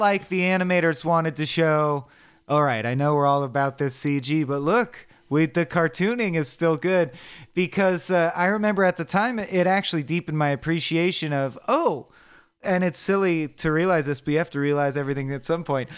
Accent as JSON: {"language": "English", "country": "United States", "said": "I am an American"}